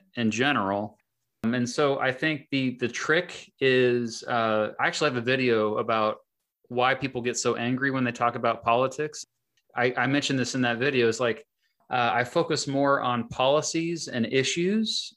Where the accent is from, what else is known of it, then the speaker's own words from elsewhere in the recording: Kansas, United States; my home state of Kansas